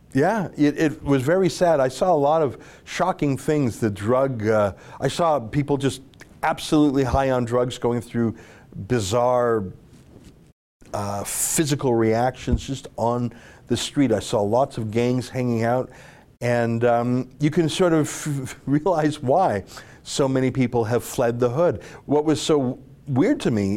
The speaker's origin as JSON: {"language": "English", "region": "Alberta", "country": "Canada", "said": "I'm from Alberta"}